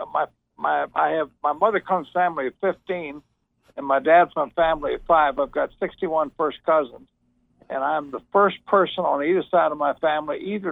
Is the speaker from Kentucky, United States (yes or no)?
yes; Ashland, Kentucky, United States; growing up in Ashland